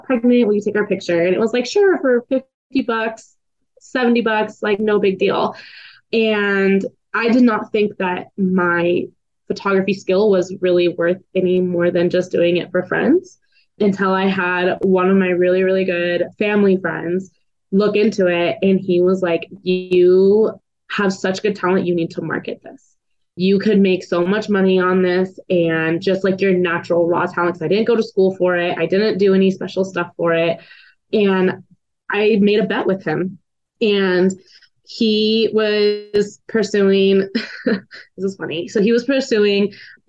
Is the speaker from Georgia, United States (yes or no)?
no; Reno, Nevada, United States; I am from Reno, Nevada.